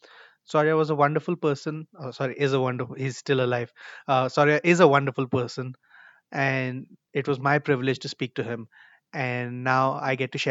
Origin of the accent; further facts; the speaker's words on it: Kolkata, West Bengal, India; we're both from Kolkata.